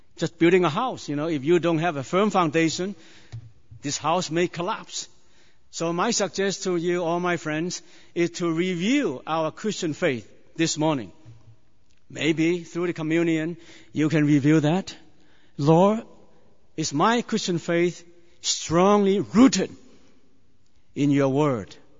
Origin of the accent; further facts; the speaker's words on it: China; moved away; I was born in China many years ago